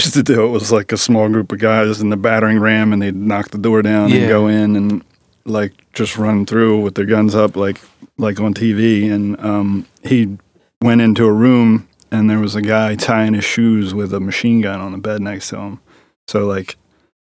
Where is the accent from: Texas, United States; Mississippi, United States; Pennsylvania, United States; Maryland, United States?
Maryland, United States; Fullerton; I grew up in Overly Fullerton, right in this area, like probably another 5 miles from here, 10 miles tops.